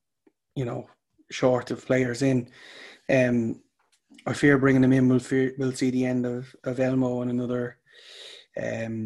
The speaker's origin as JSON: {"language": "English", "country": "Ireland", "said": "we're Irish"}